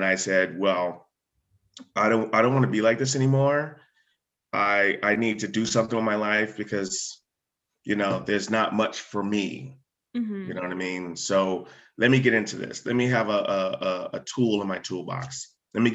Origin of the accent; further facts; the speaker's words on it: Groton, Connecticut, United States; also born or lived in New London, Connecticut; So we moved from New London to across the bridge to Groton, Connecticut. And we lived in an area where the firehouse was actually a mile down the road.